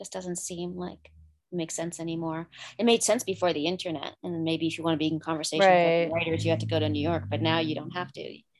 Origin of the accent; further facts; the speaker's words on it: Canada; as a Canadian